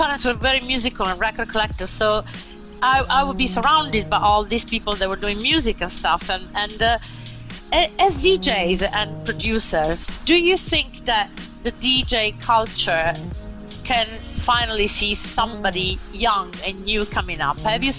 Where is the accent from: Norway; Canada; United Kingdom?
United Kingdom; London; So I grew up a lot in London clubbing, you know